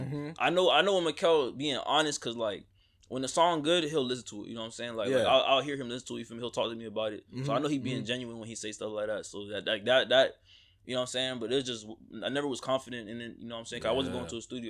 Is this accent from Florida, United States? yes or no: yes; Coral Springs, Florida, United States; also born or lived in New Jersey; I'm from New Jersey. So, let's start with that. I moved down from New Jersey. I moved to Coral Springs when I was probably three at that point in time.